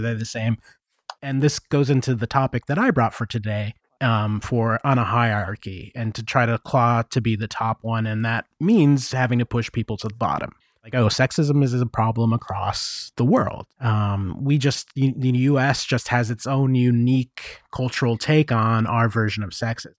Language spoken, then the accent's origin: English; United States; moved away as an adult; also born or lived in Japan; I feel real shitty about being an American